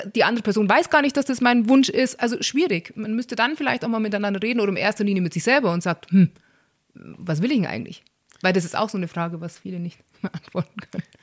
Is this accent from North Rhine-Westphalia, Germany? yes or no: no; Bavaria, Germany; bei uns in Bayern